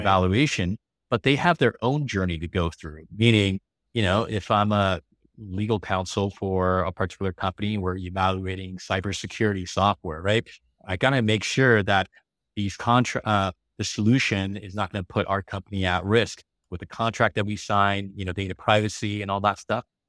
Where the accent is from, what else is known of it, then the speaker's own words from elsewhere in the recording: Los Angeles, California, United States; first language English; also born or lived in Taiwan / San Francisco Bay Area / Beijing, China; now in San Diego, United States; I grew up in California in Los Angeles